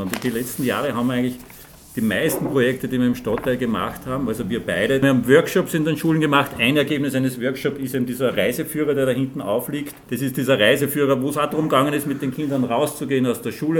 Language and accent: German; Linz, Upper Austria, Austria; ich bin ein Linzer zwar, aber kein Frankfurtler.